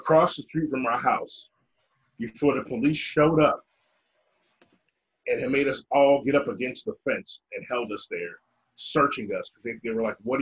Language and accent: English; Chicago, Illinois, United States; moved away; we're from Chicago